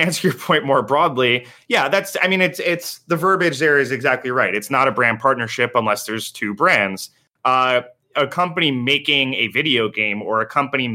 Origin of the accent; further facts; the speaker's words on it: East Coast, United States; We are all from the East Coast